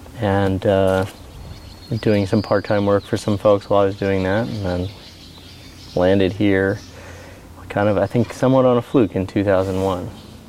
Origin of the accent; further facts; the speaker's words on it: Philadelphia, Pennsylvania, United States; moved away as an adult; now in Newberg, United States; Well, I'm originally from the Philadelphia area, so I did not grow up in the industry by any means.